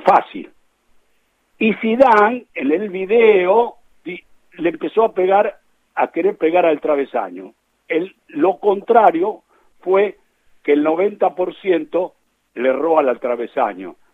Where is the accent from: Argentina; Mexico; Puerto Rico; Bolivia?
Argentina; como un argentino que, quiere su, su patria